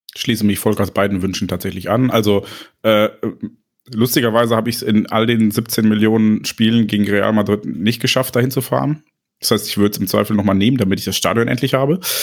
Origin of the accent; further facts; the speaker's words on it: Neuss, North Rhine-Westphalia, Germany; ich komme aus Neuss